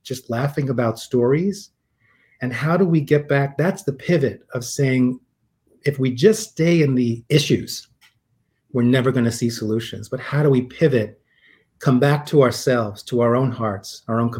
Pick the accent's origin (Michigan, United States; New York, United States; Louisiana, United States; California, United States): New York, United States; New York City; growing up in New York City. I'm a Queens boy